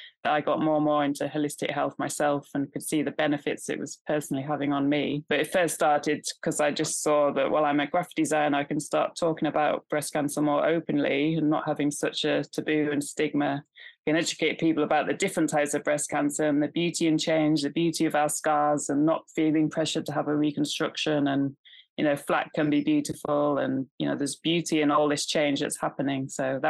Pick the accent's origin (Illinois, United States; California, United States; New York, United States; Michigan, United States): California, United States; I grew up in California, so, you know, they're all about healthy eating and lots of different practices.